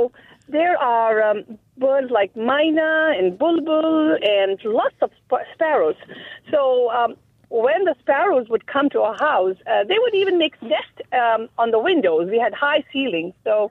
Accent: Hyderabad, Telangana, India; now in Lisle, United States; growing up in Hyderabad, India, the IT town, as we call.

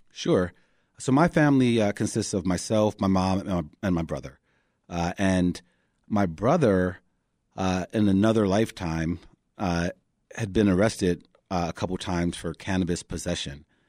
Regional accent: Chicago, Illinois, United States; also born or lived in West Loop, Chicago; I grew up in Hyde Park

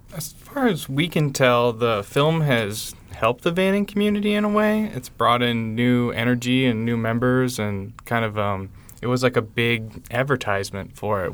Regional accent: West Michigan and Chicago, United States; growing up in West Michigan and Chicago

